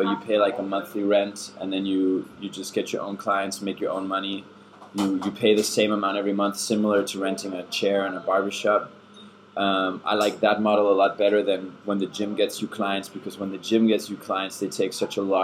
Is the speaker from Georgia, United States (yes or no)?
no; California, United States; first language German; English is a second language; moved away as an adult; also born or lived in Germany; now in Copenhagen, Denmark; I grew up in California, where I lived for 8 years together with my family. Originally, I'm from Germany, so I have a German background, speak German.